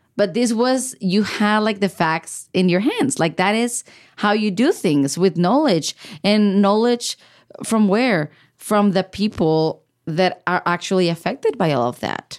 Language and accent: English; Baja California, Mexico; moved away as an adult; now in United States; I'm from Baja California, which is a border state with the U S